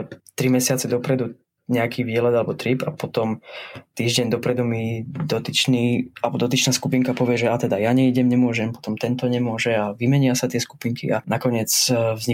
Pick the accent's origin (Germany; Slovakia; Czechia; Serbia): Slovakia; eastern Slovakia; accent: East Slovak; Veľa v mojom prízvuku spravila asi tá, ten pobyt v Bratislave a na škole. Tak, a potom samozrejme v zahraničí sa moc nekomunikuje po východňarsky